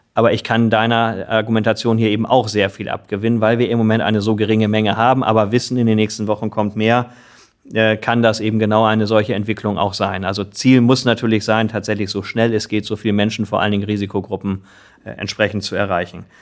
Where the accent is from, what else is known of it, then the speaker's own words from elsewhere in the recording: Lower Saxony, Germany; Unser Bundesland Niedersachsen